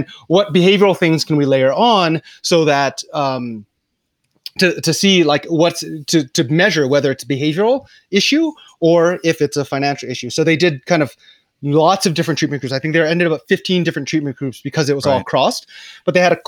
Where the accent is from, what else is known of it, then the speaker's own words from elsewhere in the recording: Hawaii, United States; now in Nairobi, Kenya; I'm from Hawaii